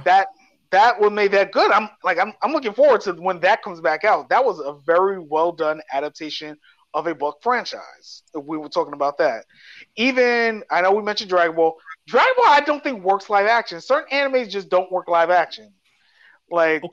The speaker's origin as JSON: {"language": "English", "town": "New York City", "region": "New York", "country": "United States", "tie": "born or raised there", "said": "growing up in New York"}